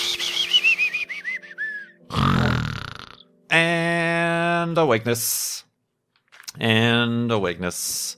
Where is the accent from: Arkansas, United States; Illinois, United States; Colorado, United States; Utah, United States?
Illinois, United States; Chicago; moved away as an adult; now in Phoenix, United States; I'm actually originally from, grew up in Chicagoland